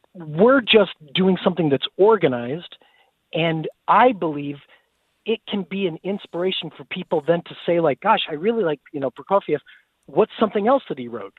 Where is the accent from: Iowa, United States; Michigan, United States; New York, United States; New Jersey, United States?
Iowa, United States; Des Moines; also born or lived in Dubuque, Iowa; when I grew up in Iowa. So I was born in Des Moines